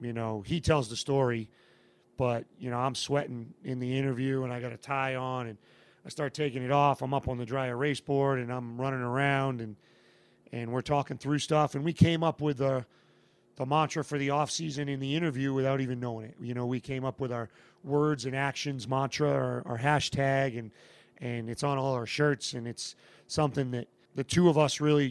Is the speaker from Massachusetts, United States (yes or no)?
yes; Massachusetts, United States; moved away as an adult; I had a 2-year pit stop back in Massachusetts in my hometown